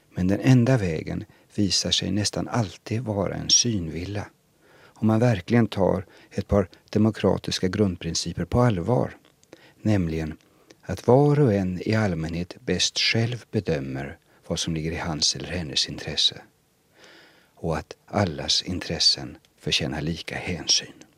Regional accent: Sweden; Själv betraktar jag mig i första hand som svensk

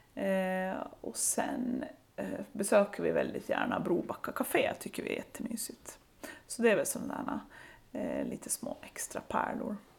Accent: Saltvik, Åland Islands; now in Lemland, Åland; jag är uppvuxen i Saltvik, så jag är från norra Åland

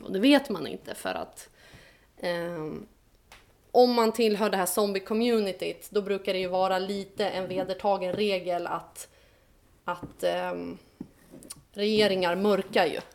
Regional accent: Stockholm, Stockholm County, Sweden; accent: Stockholm dialect; also born or lived in Vårdö, Åland; now in Åland, Finland; med min stockholmska dialekt

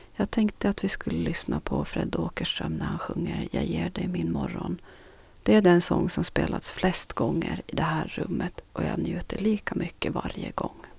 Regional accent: Strömma, Sund, Åland, Åland Islands; also born or lived in Nykarleby; det 40-talshus som jag idag räknar som mitt barndomshem, Östergårds i Strömborsta i Norra Sund

